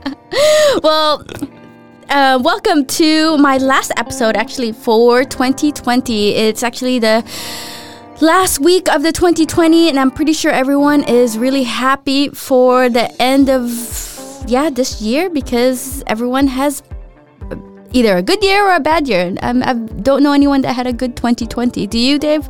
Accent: United States; I'm American

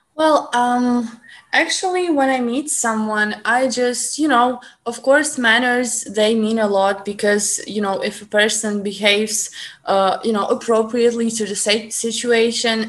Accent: Ukraine; accent: Ukrainian; English is a second language

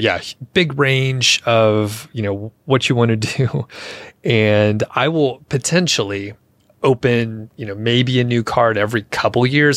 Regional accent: Atlanta, Georgia, United States; moved away; I'm from Atlanta, so we used to fly Delta 'cause that was, like, the big hub out of there.

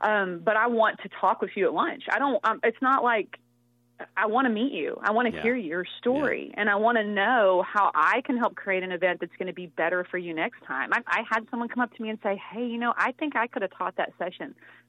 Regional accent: Texas, United States; I'm from Texas.

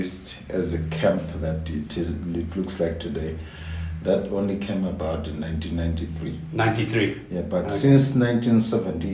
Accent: Gweta, Central District, Botswana; Gweta is my hometown.

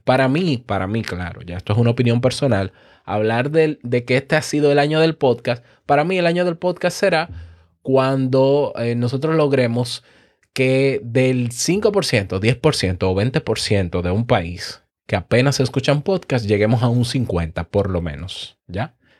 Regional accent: Dominican Republic; En mi país, ni hablar, República Dominicana

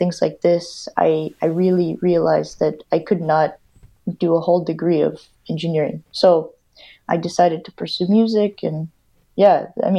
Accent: Winnipeg, Manitoba, Canada; moved away as an adult; now in Valencia, Spain; I grew up in Winnipeg. I wasn't born in Winnipeg

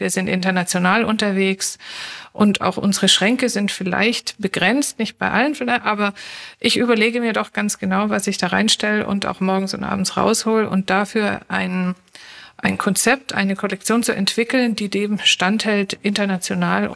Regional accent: Stuttgart, Baden-Württemberg, Germany; moved away as an adult; now in Berlin, Germany; also gebürtig aus Stuttgart. Wir sind ja viele Exilanten hier in Berlin aus Schwaben kommend

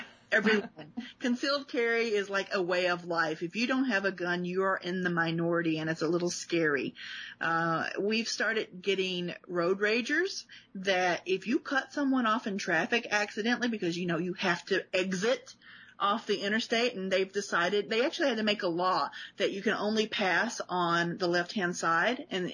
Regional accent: Chicago, Illinois, United States; And I still drive like I'm from Chicago.

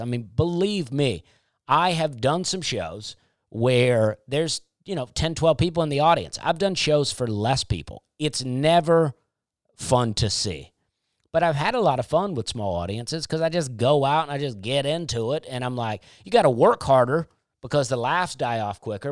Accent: United States; I'm an American

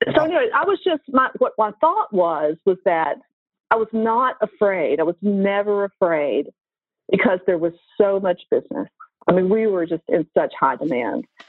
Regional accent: Nashville, Tennessee, United States; Nashville, my hometown

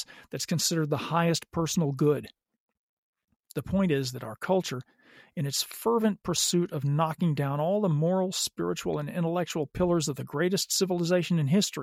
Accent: the South, United States; I grew up in the South

